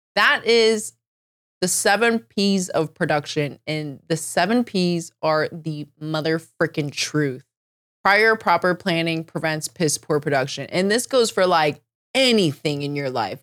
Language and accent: English; Northern Virginia, United States; moved away as an adult; now in Seattle, United States; I, I never really liked Northern Virginia growing up, but the older I get, the more I'm, like, missing it.